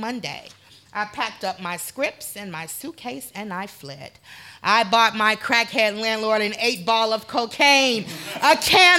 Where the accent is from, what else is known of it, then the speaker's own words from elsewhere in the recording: Chicago, Illinois, United States; moved away; I am from Chicago